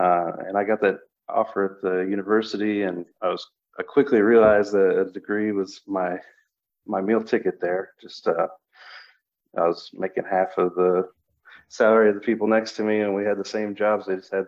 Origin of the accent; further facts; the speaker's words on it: Mattoon, Illinois, United States; now in Champaign, United States; I'm from Mattoon, Illinois. I live in the Champaign area.